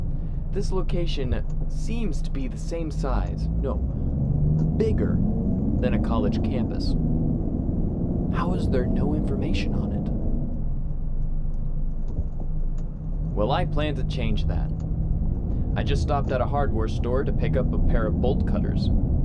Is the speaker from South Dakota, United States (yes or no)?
yes; Sioux Falls, South Dakota, United States; I have been on a private trip back to my hometown of Sioux Falls, South Dakota.